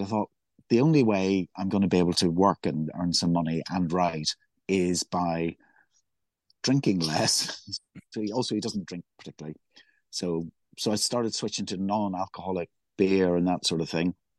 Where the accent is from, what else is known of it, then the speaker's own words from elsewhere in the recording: Belfast, Northern Ireland, United Kingdom; growing up in Belfast